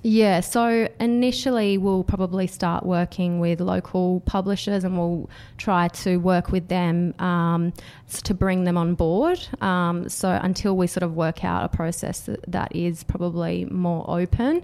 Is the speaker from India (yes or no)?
no; Canberra, Australian Capital Territory, Australia; I was from, I grew up in Canberra and worked for government